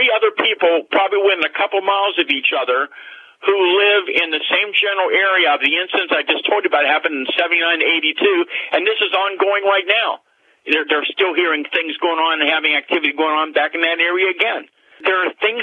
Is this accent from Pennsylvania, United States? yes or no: yes; Greensburg area, Pennsylvania, United States; in my hometown, several miles from where I live, what was then by the Green Gate Mall